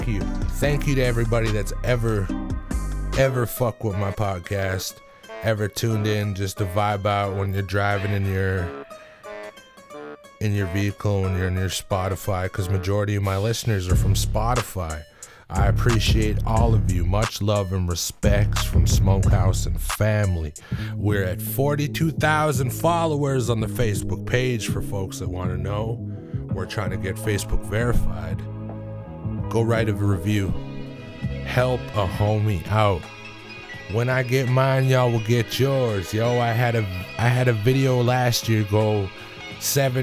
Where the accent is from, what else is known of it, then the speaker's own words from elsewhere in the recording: Greenville, British Columbia, Canada; I come from Greenville, BC, the Nass Valley.